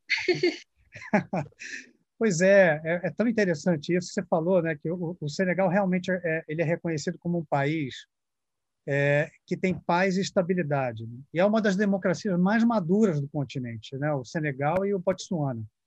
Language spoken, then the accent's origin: Portuguese; Brazil; que sou brasileiro